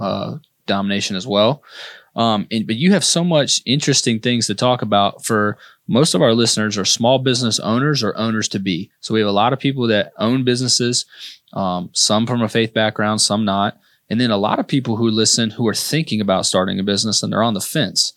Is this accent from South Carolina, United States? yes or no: yes; Irmo, South Carolina, United States; I grew up in Gateway